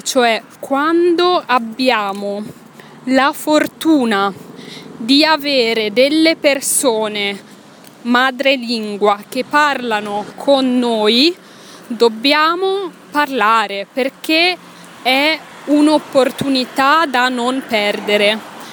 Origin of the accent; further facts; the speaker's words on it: Italy; moved away as an adult; io ero una giovane insegnante italiana che doveva parlare in francese